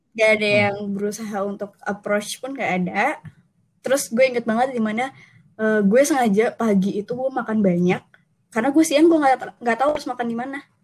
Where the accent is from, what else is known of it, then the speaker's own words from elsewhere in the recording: Bandar Lampung, Lampung, Indonesia; moved away as an adult; also born or lived in Jatinangor; gue dari Bandar Lampung sebenarnya kayak di hmm, luar Pulau Jawa